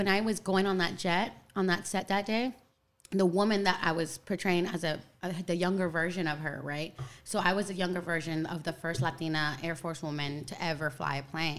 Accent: Sacramento, California, United States; also born or lived in El Salvador / Atlanta, Georgia; now in Los Angeles, United States; To Sacramento, California. Okay. That's where I was raised. So I'm from Sactown, 916.

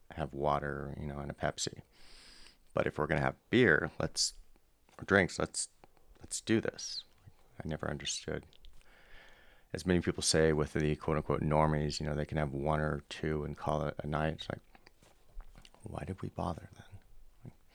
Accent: Southern California, United States; I'm from Southern California born in the 70s

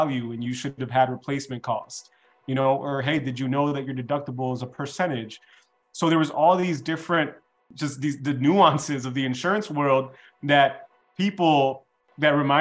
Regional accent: Chicago, Illinois, United States; I was born and raised in Chicago

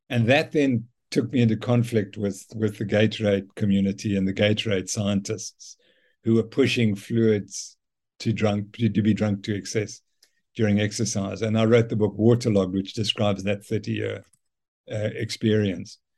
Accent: South Africa; so this appealed to me immediately being a South African.

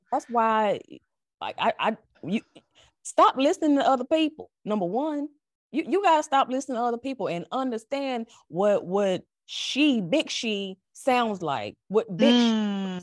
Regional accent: North Carolina, United States; accent: North Carolina; now in Virginia, United States; I was raised in the South. Like this accent you hear ain't Virginia. This is North Carolina.

